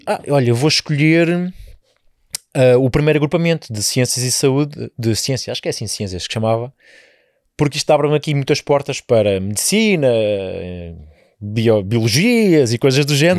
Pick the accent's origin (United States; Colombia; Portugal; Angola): Portugal; a casa onde os meus pais vivem atualmente, foi a casa onde eu nasci, onde eu nasci, E naquela zona de Perpinheiro nós éramos muitos miúdos